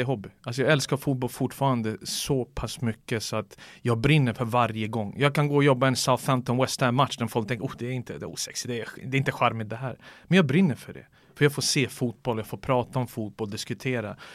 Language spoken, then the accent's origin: Swedish; Sweden; jag är svensk